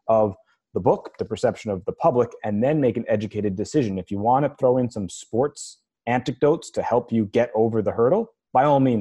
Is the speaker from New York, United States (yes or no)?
yes; New York, United States; as a New Yorker, as a Mets fan, and as a Jets fan